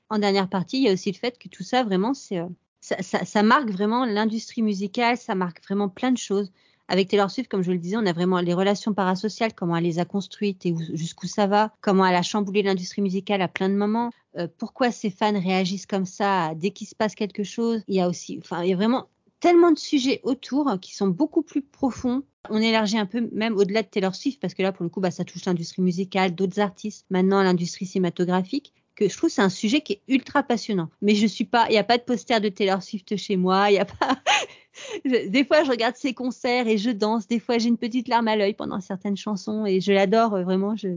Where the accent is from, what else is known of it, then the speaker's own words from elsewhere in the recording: France; quand on est française